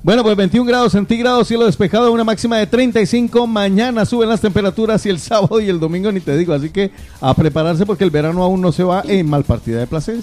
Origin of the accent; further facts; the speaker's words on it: Guarromán, Andalusia, Spain; mi pueblo querido, a Guarromán